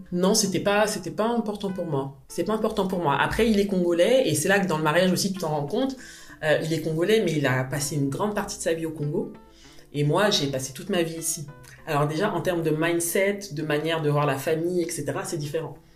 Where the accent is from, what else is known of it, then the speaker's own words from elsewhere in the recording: Paris, Île-de-France, France; J'ai grandi à Paris. Je suis arrivée à Paris, j'avais moins d'un